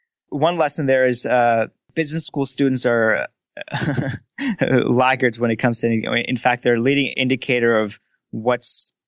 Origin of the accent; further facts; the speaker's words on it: Frankfurt, Hesse, Germany; So I grew up in Frankfurt, Germany, and I started my academics in German school, actually.